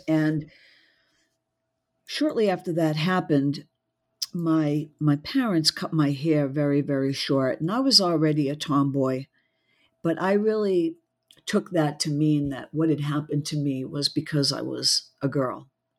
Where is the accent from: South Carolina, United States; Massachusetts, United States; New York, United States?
Massachusetts, United States; born there; Well, I was born just outside of Boston, so I'm a Yankee through and through